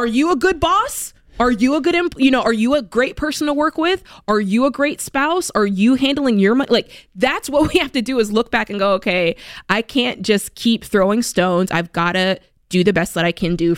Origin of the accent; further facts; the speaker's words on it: United States; as American people